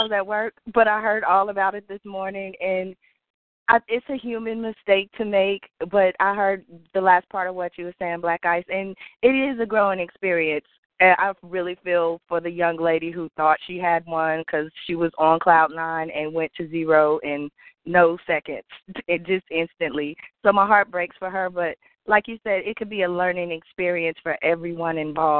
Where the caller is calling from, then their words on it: Oklahoma, United States; I'm calling from Oklahoma.